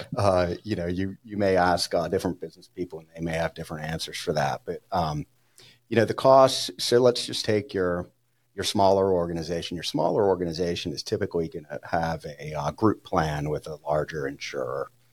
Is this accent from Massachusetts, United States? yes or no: no; New Orleans, Louisiana, United States; now in Denver, United States; growing up in New Orleans